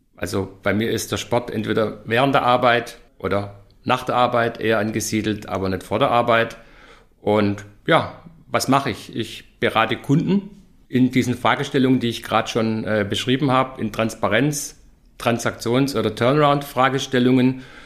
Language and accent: German; Stuttgart, Baden-Württemberg, Germany; moved away as an adult; now in Nuremberg, Germany; Bin wie jeder hören wird, kein Franke, sondern gebürtig in Stuttgart zu Zuffenhausen.